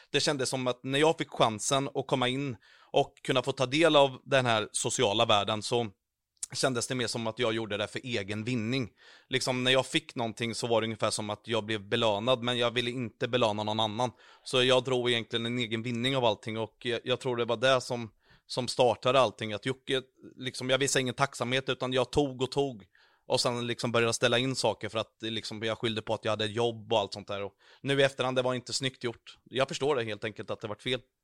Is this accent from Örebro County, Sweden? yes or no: no; Vadstena, Östergötland, Sweden; moved away; also born or lived in Mjölby / Karlskoga; jag är från Vastena från början